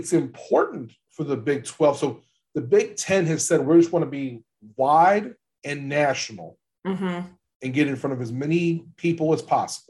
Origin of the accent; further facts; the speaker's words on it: Louisiana, United States; I'm from Louisiana, LSU football.